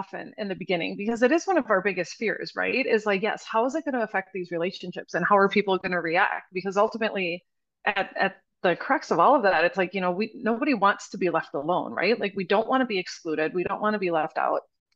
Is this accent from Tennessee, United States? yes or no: no; Wisconsin, United States; I'm from Wisconsin. Like, we're raised on alcohol